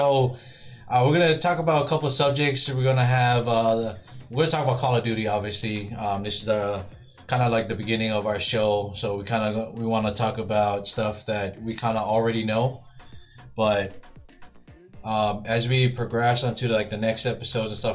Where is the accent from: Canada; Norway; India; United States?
United States; Honolulu, Hawaii; moved away as an adult; now in Arizona, United States; born and raised in Hawaii. Born and raised in Kalihi, K-Town